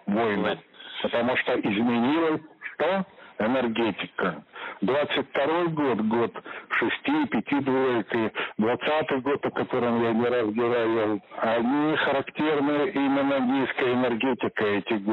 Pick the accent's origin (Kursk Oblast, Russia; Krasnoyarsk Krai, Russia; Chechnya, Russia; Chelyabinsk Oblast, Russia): Kursk Oblast, Russia; Kursk; Я рассказал о том, что я родом из Курска.